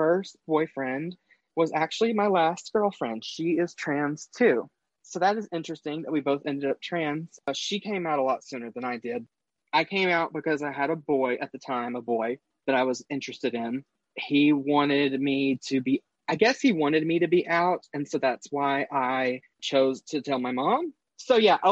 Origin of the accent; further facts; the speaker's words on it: North Texas, United States; moved away as an adult; now in Eastern Kentucky, United States; I'm originally from North Texas. I live in Eastern Kentucky now